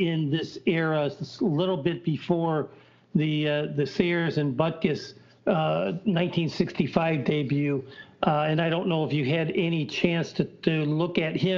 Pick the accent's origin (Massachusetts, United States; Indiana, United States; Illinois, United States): Illinois, United States; Schaumburg; I grew up in the Northwest suburbs in the Schaumburg and Hanover Park area